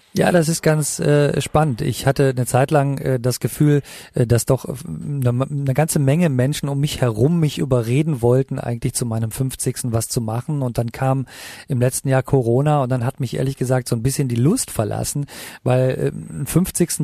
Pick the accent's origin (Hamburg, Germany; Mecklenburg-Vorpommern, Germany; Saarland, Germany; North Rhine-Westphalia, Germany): North Rhine-Westphalia, Germany; also born or lived in Italy / Los Angeles; now in Berlin, Germany; am Niederrhein, äh, wo ich geboren bin, äh, aufgewachsen bin und dass ich äh, auf einem katholischen Gymnasium für Jungen war